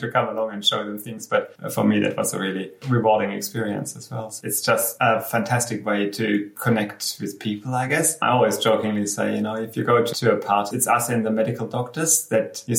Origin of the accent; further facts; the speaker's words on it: Black Forest, Baden-Württemberg, Germany; moved away as an adult; now in Cairns, Australia; I grew up in Germany, and it's a much smaller country than Australia